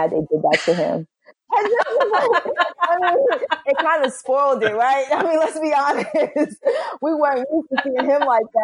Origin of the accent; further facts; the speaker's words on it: Brooklyn, New York, United States; you know, I'm from Brooklyn. I got to take it all the way back to hip hop and say ….